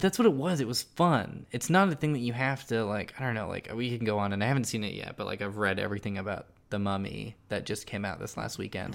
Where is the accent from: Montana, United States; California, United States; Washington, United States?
California, United States; Silicon Valley; I'm from Silicon Valley, my dad's an engineer